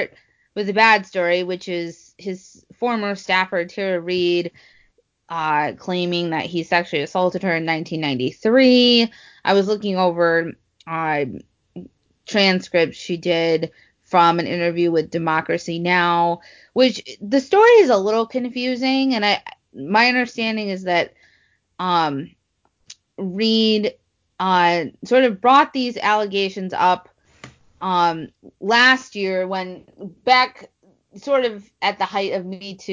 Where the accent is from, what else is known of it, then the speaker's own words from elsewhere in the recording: Midwest, United States; I'm from the Midwest